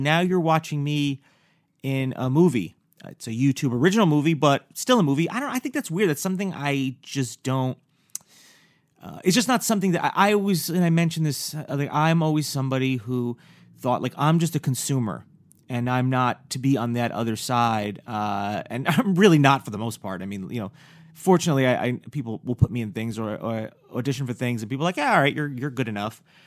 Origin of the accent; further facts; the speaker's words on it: New York, United States; I'm from New York